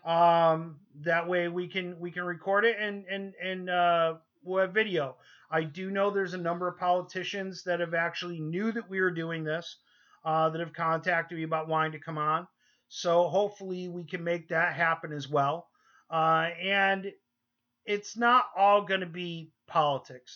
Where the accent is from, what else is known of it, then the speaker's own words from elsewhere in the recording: New York, United States; moved away; we're originally from New York